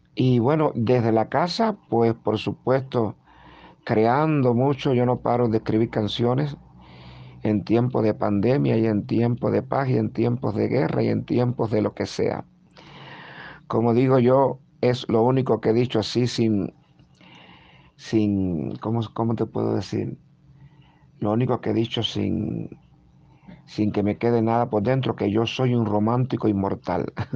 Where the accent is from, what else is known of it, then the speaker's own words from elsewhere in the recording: Guanajay, Artemisa, Cuba; nací en Guanajay, eh, que es un pueblito maravilloso